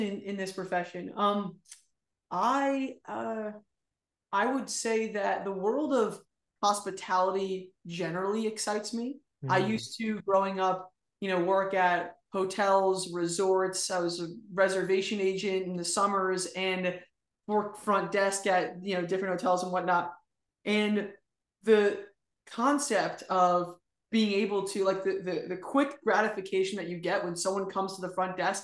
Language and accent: English; outside of New York, United States; I grew up outside of New York